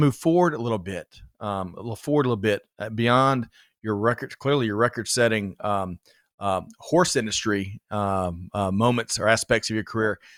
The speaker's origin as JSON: {"language": "English", "region": "Georgia", "country": "United States", "tie": "born or raised there", "said": "A native Georgian"}